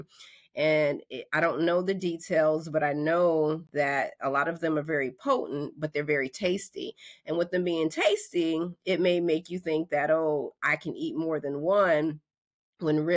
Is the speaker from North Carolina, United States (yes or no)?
yes; North Carolina, United States; I'm from North Carolina